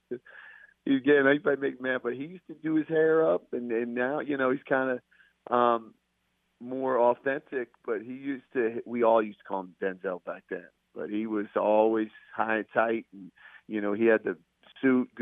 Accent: Northeast, United States; moved away as an adult; now in Greensboro, United States; I'm from the Northeast

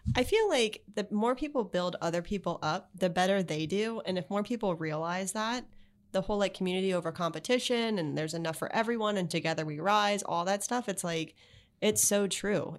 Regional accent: Palm Beach, Florida, United States; also born or lived in Miami / Gainesville / Charlotte; I was born in Miami. I moved up here after Hurricane Andrew. So I really grew up in Palm Beach

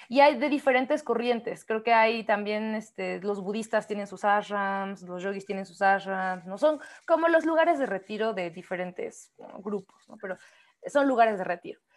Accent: Oaxaca, Mexico; somos oaxaqueñas, por cierto, no lo hemos dicho, pero somos oaxaqueñas

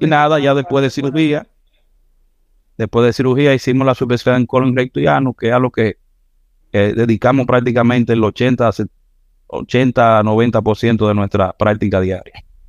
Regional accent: Santiago de los Caballeros, Santiago, Dominican Republic; yo soy santiaguero, nací aquí en Santiago, por ahí por los 80.

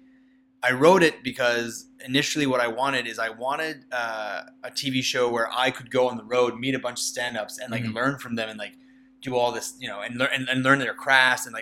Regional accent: Nova Scotia, Canada; I'm from Nova Scotia.

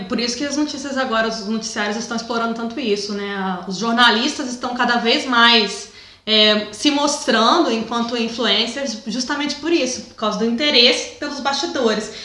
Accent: Juiz de Fora, Minas Gerais, Brazil; moved away; se eu tivesse talvez morando em Juiz de Fora, que é onde é a minha cidade natal

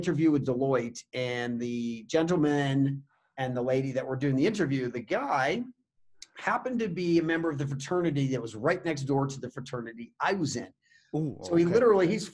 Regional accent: Indian River County, Florida, United States; moved away as an adult; now in Colorado, United States; I grew up in Indian River County, which is on the Treasure Coast of Florida

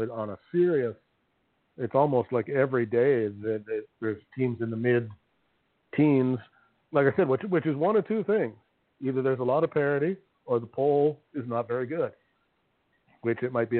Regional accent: Mississippi, United States; I'm from Mississippi.

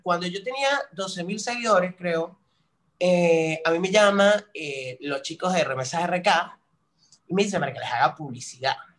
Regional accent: San Cristóbal, Táchira, Venezuela; moved away as an adult; now in Buenos Aires, Argentina; Yo soy de San Cristóbal, estado Táchira, o sea, la capital del Táchira, este, viví ahí casi 22 años de mi vida

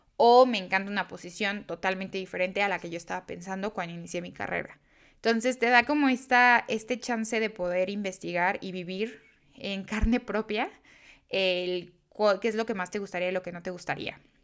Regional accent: Mexico; yo soy este, mexicana

